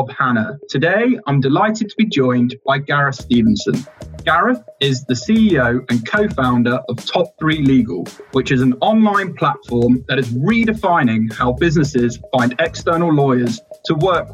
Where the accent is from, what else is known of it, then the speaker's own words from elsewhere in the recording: Leicester, East Midlands, United Kingdom; moved away; also born or lived in Leeds; I'm actually from Leicester originally and I studied in Leeds